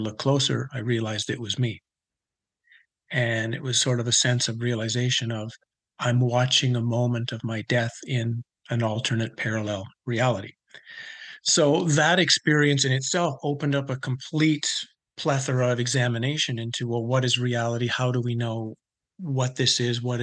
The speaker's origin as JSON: {"language": "English", "country": "Canada", "tie": "born or raised there", "said": "I grew up in Canada"}